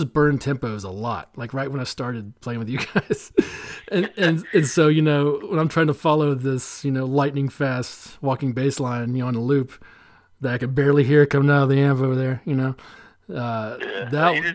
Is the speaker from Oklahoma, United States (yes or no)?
no; Asheville, North Carolina, United States; also born or lived in Boone; I'm from Asheville. Yeah, I grew up here